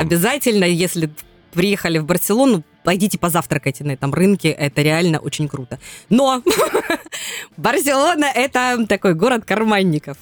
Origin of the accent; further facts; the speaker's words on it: Krasnodar Krai, Russia; мы кубанцы